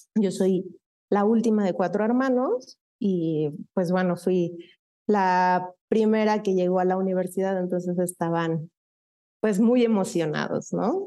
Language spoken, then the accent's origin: Spanish; Mexico City, Mexico; also born or lived in Ciudad Satélite, State of Mexico; now in State of Mexico, Mexico; yo soy originaria de la Ciudad de México, ahora vivo en, en el Estado de México, siempre he sido, aunque nací en Ciudad, eh, de México, en aquel entonces Distrito Federal, eh, me escucho joven, pero ya no soy tan joven. siempre he sido sateluca